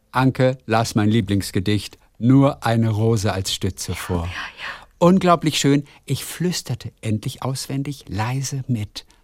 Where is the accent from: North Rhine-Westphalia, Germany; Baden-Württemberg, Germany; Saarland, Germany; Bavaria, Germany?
North Rhine-Westphalia, Germany; Heinsberg; Ich komme aus Heinsberg, ja, der Ort von Corona, in der Nähe von Köln.